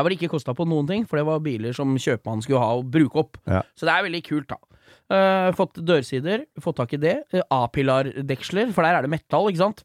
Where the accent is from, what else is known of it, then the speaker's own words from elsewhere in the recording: Lillesand, Agder, Norway; Jeg er fra Lillesand